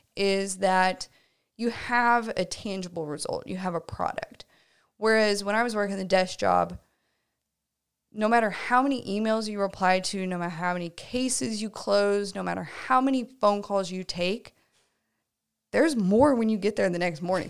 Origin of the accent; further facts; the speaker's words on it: Tulsa, Oklahoma, United States; moved away; I am from the Tulsa area originally.